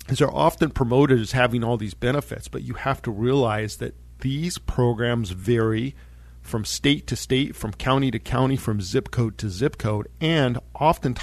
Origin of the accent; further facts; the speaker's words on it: Monte Vista, Colorado, United States; I grew up in Monta Vista, Colorado